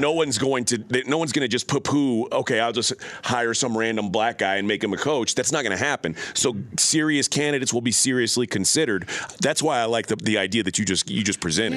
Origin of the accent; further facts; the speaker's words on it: Texas, United States; I was born and raised in Texas